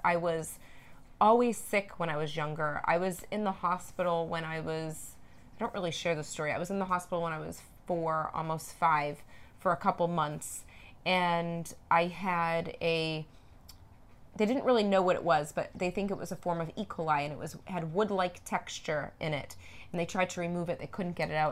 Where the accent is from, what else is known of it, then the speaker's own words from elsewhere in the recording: Norwood, Massachusetts, United States; moved away; We're actually in Norwood, Massachusetts, in my hometown. we're at my parents' house